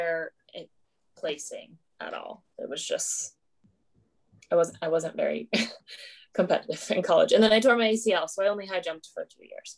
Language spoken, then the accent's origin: English; Carlisle, Iowa, United States; also born or lived in Sioux City, Iowa; I grew up in Carlisle.